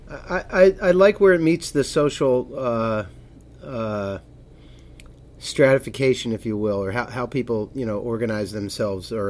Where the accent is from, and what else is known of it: Hartford, Connecticut, United States; born or raised there